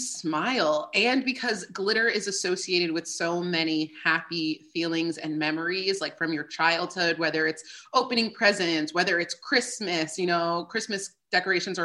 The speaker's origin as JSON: {"language": "English", "region": "New Jersey", "country": "United States", "also_born_or_lived": "New York City", "moved": "yes", "lives_now": "West Hollywood, United States", "said": "I'm originally from New Jersey, and I now live in West Hollywood, California"}